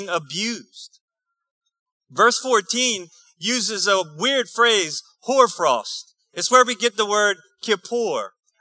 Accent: New Iberia, Louisiana, United States; I'm from New Iberia, too

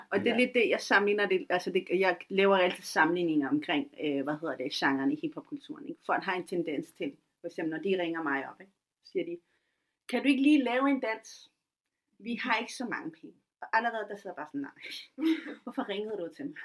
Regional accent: Taastrup, Capital Region of Denmark, Denmark; Jeg voksede op i Tostogård, en af de ja. første gator i Danmark.

